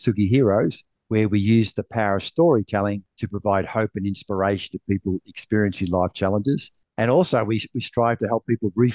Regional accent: Sydney, New South Wales, Australia; I'm from Sydney, Australia.

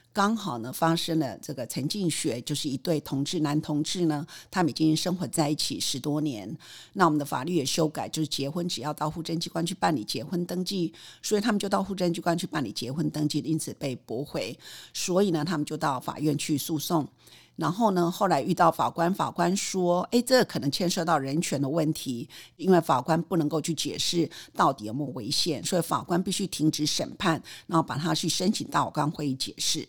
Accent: Taiwan; 台大毕业、台大法研所

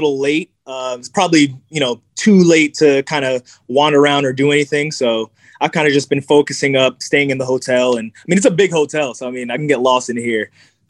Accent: Jamaica; now in Ohio, United States; you know, I'm Jamaican, so, you know, sea moss is something that's been a part of our culture for years. Me being in Ohio, it's not really there.

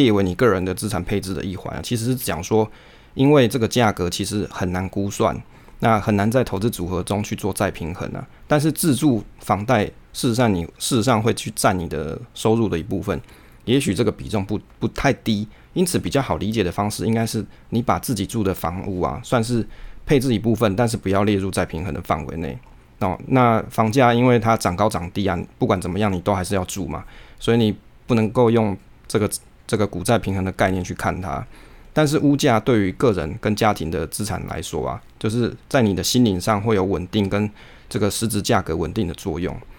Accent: Taiwan; 可是那个时间啊，往往都不是我们就是台湾人上班族的连假时候

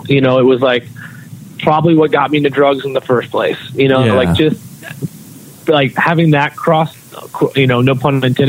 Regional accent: North Carolina, United States; I never really fit in anywhere because of probably where I went to school and growing up in North Carolina and all that shit.

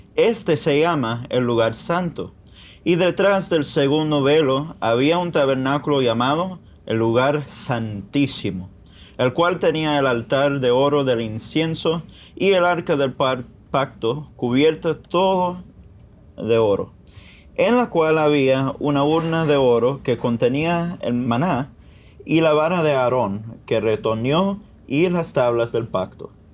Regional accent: Miami, Florida, United States; Yo nací aquí en Miami

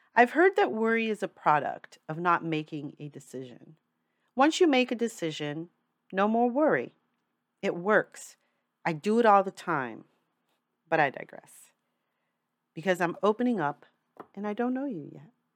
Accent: New York City, New York, United States; I'm a New Yorker for life. I've moved a lot in my time, but New York City is home. That means I've grown up with diverse people around me all my life

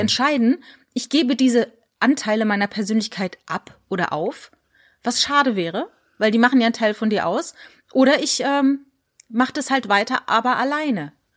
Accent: Rhineland-Palatinate, Germany; moved away; also born or lived in Landau; ich bin ja in der Pfalz groß geworden

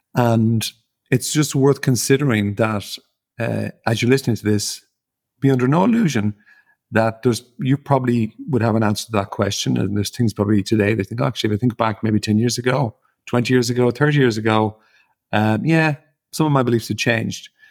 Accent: Ireland; as an Irish person growing up in Ireland

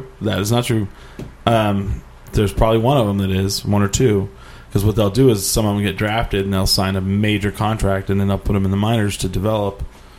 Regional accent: New Mexico, United States; when it comes to my home state

